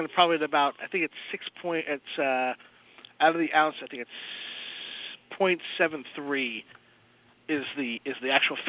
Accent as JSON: {"language": "English", "town": "New York City", "region": "New York", "country": "United States", "tie": "born or raised there", "moved": "yes", "lives_now": "New Jersey, United States", "said": "I grew up in Brooklyn, so living now in Jersey is a weird thing."}